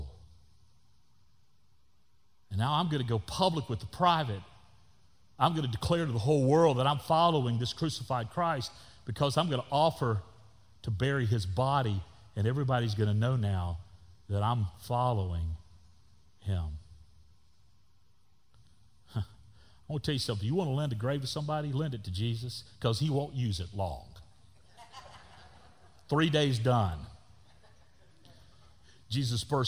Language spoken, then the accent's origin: English; Northwest Florida, United States; I was a 7-year-old boy growing up in Northwest Florida